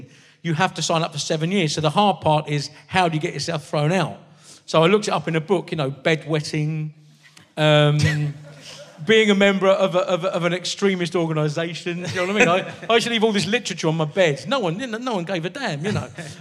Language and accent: English; Maidstone, South East England, United Kingdom; I'm a Maidstone boy, so I've always been. I was born in Kent, raised in Kent. I still live in Kent